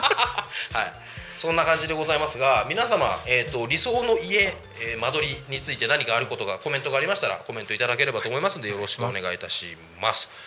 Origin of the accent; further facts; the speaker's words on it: Koshigaya, Saitama, Japan; 僕の地元越谷市で